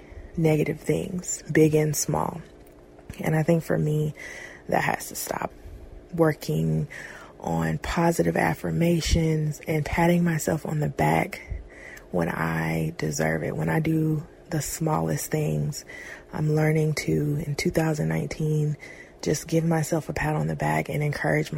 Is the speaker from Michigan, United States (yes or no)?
no; Fayetteville, North Carolina, United States; I am 23 years old and I am from Fayetteville, North Carolina.